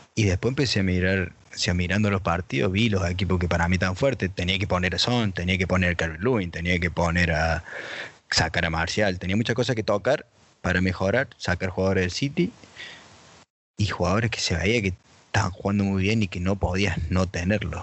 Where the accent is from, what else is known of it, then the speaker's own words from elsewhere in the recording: Argentina; moved away; Todavía no encontré otro argentino que viva fuera de Argentina